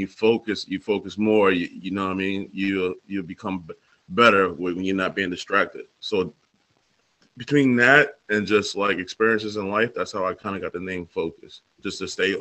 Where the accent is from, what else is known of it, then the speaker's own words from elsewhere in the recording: Suffolk County, Long Island, New York, United States; I'm a humble dude coming straight out of Long Island, Suffolk, Long Island